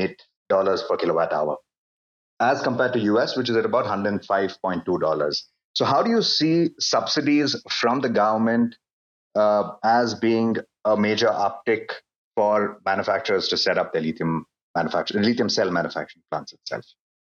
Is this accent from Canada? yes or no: no; India; I'm in from India.